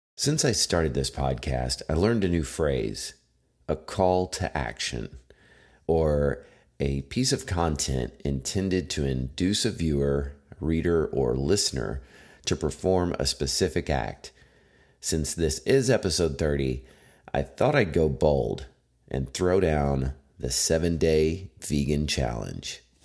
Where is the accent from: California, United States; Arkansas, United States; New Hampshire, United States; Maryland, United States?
Arkansas, United States; I am from Arkansas, where as a kid, I hunted I went fishing, um, in high school. I worked at a grocery store